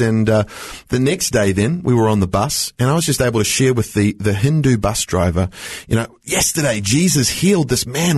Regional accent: New Zealand; now in Australia; I grew up in New Zealand

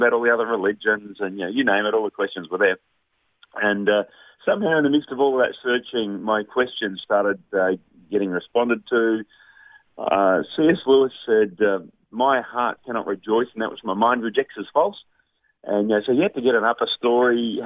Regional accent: Victoria, Australia; now in Melbourne, Australia; I'm born and raised in Victoria in a secular Aussie family

